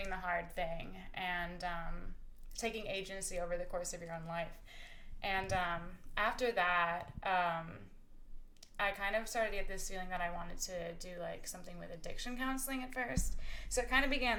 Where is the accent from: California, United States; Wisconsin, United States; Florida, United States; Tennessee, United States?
Wisconsin, United States; Appleton; moved away as an adult; I am from Appleton, Wisconsin. I grew up there, went to high school there. I lived there until I was 18.